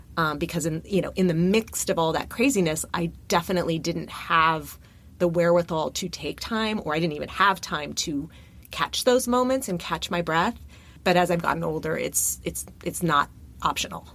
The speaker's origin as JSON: {"language": "English", "town": "Burbank", "region": "California", "country": "United States", "tie": "born or raised there", "also_born_or_lived": "New York City", "lives_now": "Los Angeles, United States", "said": "I grew up in Burbank, which is, I'm a sixth generation California girl"}